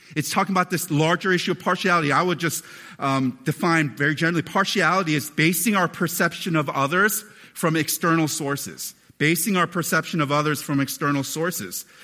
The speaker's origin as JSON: {"language": "English", "country": "United States", "tie": "born or raised there", "said": "a relatively chubby kid growing up in America"}